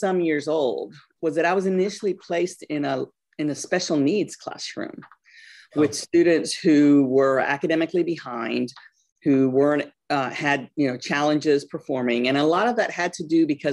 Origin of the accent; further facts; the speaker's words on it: North Carolina, United States; also born or lived in Guayaquil, Ecuador / New York City, New York, United States; When I told you that I grew up in New York City, we moved to North Carolina when I was about 10 years old